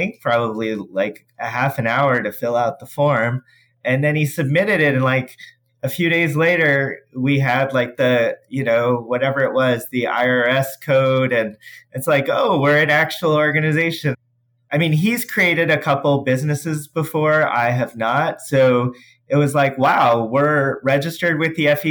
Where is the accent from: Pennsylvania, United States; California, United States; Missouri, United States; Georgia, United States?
Missouri, United States; St. Louis; I'm from St. Louis, Missouri